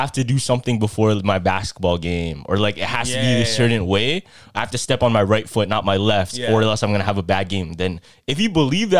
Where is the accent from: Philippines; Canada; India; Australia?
Philippines; And you know, Filipinos, we relate a lot to not only just other Filipinos, to even like Latinos too.